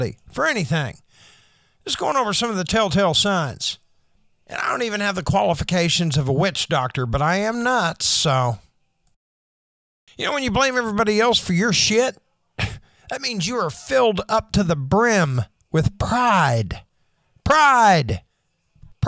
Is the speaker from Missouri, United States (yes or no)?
no; Oshelade, Oklahoma, United States; When I was a kid in my hometown of Oshelade, Oklahoma